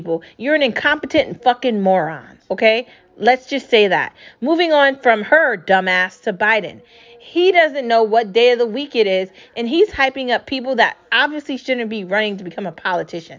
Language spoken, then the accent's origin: English; United States; As an American born and raised here with Americanship or citizenship for the United States